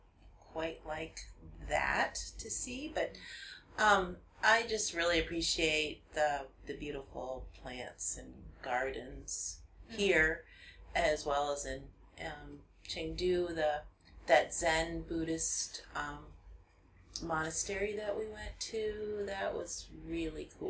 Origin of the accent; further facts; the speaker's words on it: Wisconsin, United States; we're from Wisconsin, which is very cold in the wintertime